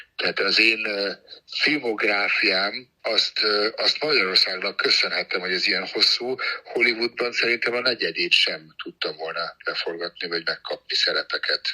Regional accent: Germany; moved away; Németországban nőttem fel

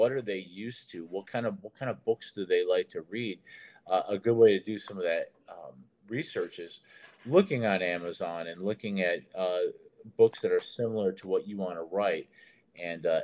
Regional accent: Detroit, Michigan, United States; moved away; also born or lived in Nashville; I'm from Detroit, and I was in the Army, and I ended up in Nashville

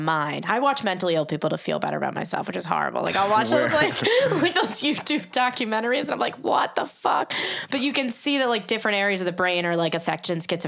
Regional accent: Long Island, New York, United States; accent: Long Island; my Long Island accent

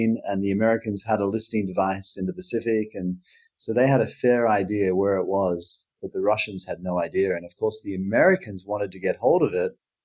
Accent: Queensland, Australia; moved away; as a Queenslander, you know, I've grown to like it a lot more since I've lived away from Australia than I did when I lived there

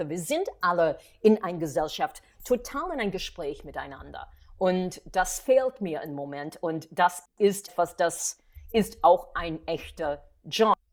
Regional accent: New York City, New York, United States; German is a second language; moved away as an adult; now in Berlin, Germany; ich komme aus New York in die 80er, so I had the chutzpah zu sagen, ich miete mich.

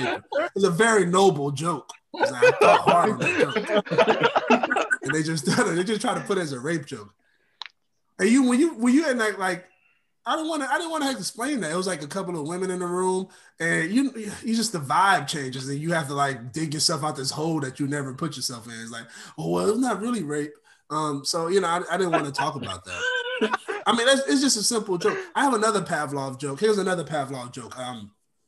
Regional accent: Oakland, California, United States; I grew up in Oakland, California

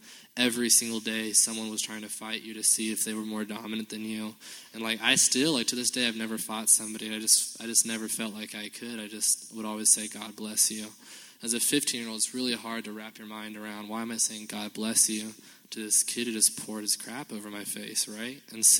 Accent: Compton, California, United States; born there; and actually I was born in Compton, L.A., and so I have street cred, but I was living in downtown Los Angeles at the time, right?

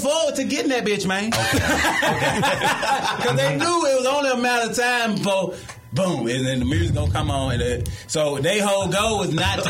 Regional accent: Villa Rica, Georgia, United States; also born or lived in Atlanta, Georgia; I grew up comedy-wise in Atlanta, but my hometown is a smaller area, Villarica, Georgia.

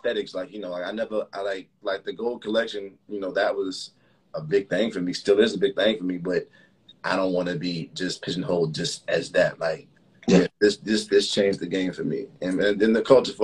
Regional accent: Miami, Florida, United States; also born or lived in Chicago, Illinois; I'm from, you know, Miami's home, but I was born in Chicago

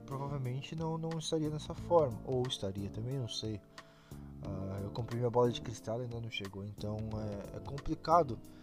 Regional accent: Brazil; a gente é brasileiro

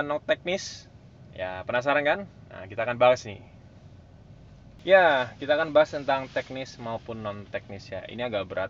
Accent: Jakarta, Indonesia; saya bilang otokritik termasuk buat saya warga DKI Jakarta lah

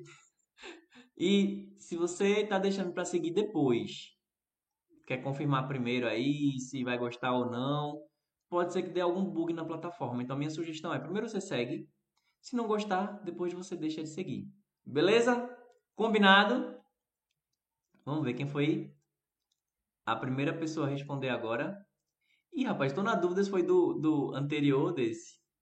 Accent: Recife, Pernambuco, Brazil

